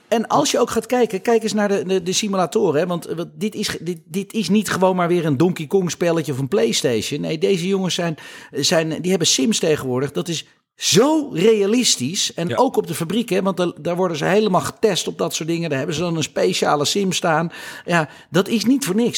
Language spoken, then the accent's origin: Dutch; Netherlands; wij als Nederlanders